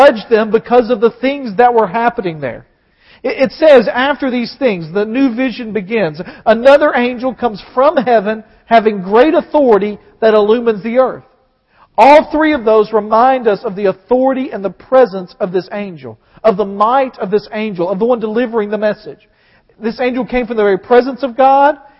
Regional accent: the South, United States; I'm just from the South

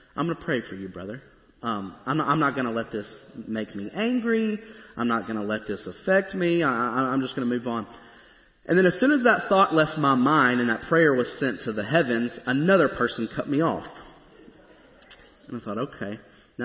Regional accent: Springfield, Tennessee, United States; moved away as an adult; now in Goodlettsville, United States; I grew up in Springfield where, you know, there's not that much traffic.

